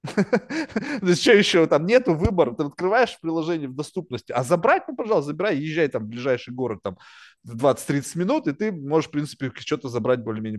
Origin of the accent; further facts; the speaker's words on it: Russia; also born or lived in Manhattan, New York; now in New York, United States; я родился в России, не то чтобы я родился там в Москве или в Санкт-Петербурге, тоже родился в какой-то там жопе